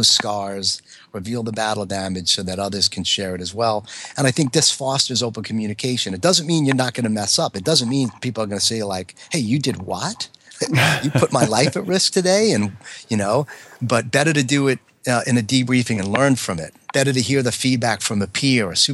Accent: New York, United States; accent: New York; my accent, some of the ways that I am just being a New York type A fighter pilot

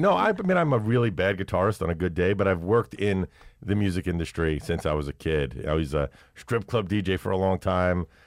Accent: Brooklyn, New York, United States; born or raised there; also born or lived in Manhattan

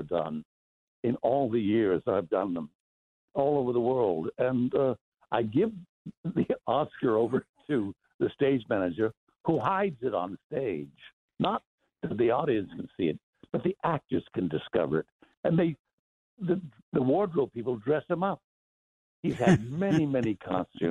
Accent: El Paso, Texas, United States; accent: Mexican accent; also born or lived in Pittsburgh; I was born in Pittsburgh, but I left when I was about 3 years old. I grew up in El Paso on the border. I grew up with a Mexican accent.

